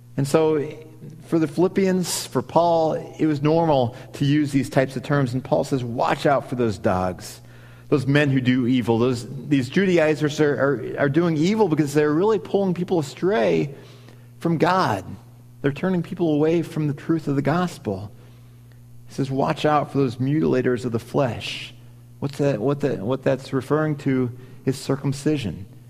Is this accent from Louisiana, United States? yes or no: no; Missouri, United States; moved away as an adult; now in Wisconsin, United States; I grew up in Missouri, and so I didn't grow up around Packers mania, but I had recently moved to Wisconsin at that point